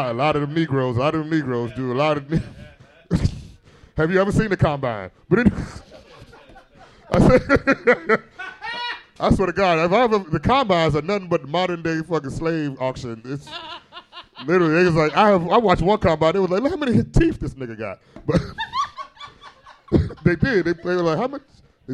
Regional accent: Gary, Indiana, United States; I am from Gary, Indiana.

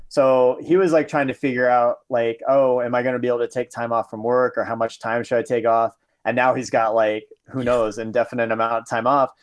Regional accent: Southern Iowa, United States; moved away; growing up in Southern Iowa

